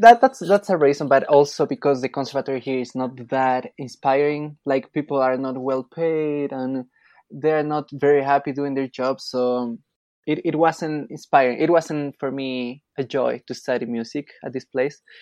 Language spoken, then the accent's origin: English; Quito, Pichincha, Ecuador; I'm from Quito, Ecuador, and my mom is Colombian.